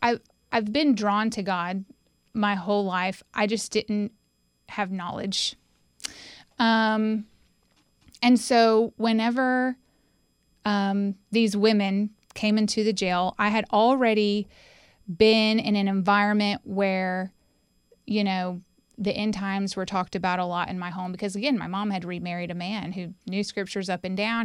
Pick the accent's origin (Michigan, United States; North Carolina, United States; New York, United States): North Carolina, United States; Winston-Salem; also born or lived in Johnson City, Tennessee; now in Knoxville, United States; I was born in Johnson City, Tennessee, but when I was about three months old, we moved to Winston-Salem. So I call Winston-Salem, North Carolina, my home